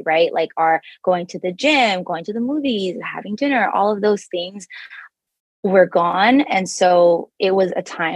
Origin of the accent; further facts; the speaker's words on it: Toronto, Ontario, Canada; now in Bay Area, United States; I was born and raised in Toronto, Canada, and I found myself in California, specifically the Bay Area